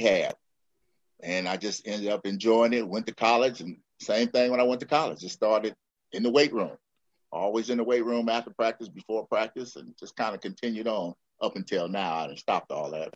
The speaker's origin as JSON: {"language": "English", "town": "San Francisco", "region": "California", "country": "United States", "tie": "born or raised there", "also_born_or_lived": "Long Beach / Philippines", "moved": "as an adult", "said": "I am from the Bay Area, from San Francisco"}